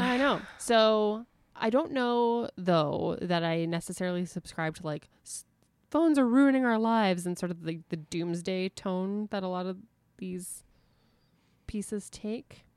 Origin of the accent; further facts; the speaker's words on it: Winnipeg, Manitoba, Canada; my hometown